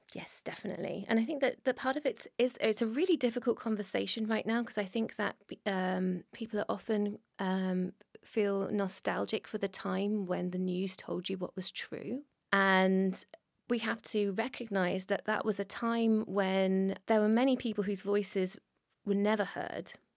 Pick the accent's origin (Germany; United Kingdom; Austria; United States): United Kingdom; I'm British